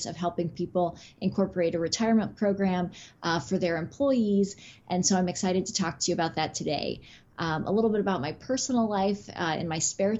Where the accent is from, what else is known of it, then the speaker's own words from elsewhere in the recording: Midwest, United States; moved away as an adult; also born or lived in West Coast; I'm originally from the Midwest and made my way to the West Coast for law school, and then have never made my way back to the Midwest